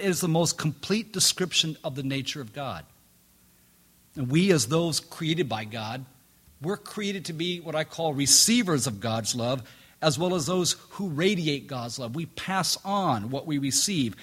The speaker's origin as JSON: {"language": "English", "country": "Jamaica", "tie": "born or raised there", "moved": "yes", "said": "Growing up in Jamaica"}